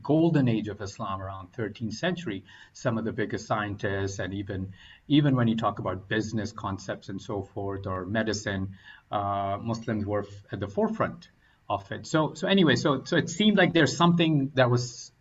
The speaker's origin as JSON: {"language": "English", "country": "Oman", "tie": "born or raised there", "also_born_or_lived": "Pakistan / North Carolina, United States / Boston, United States", "moved": "as an adult", "lives_now": "United States", "said": "originally coming from Pakistan, growing up in the Middle East in Oman, and had come to the States for my higher education"}